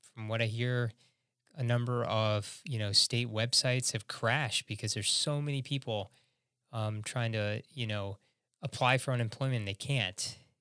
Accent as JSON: {"language": "English", "town": "Chicago", "region": "Illinois", "country": "United States", "said": "I'm from Chicago, Illinois"}